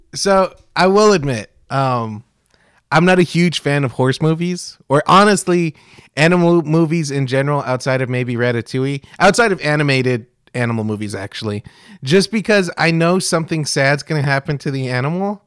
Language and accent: English; Kingsville, Texas, United States; growing up in South Texas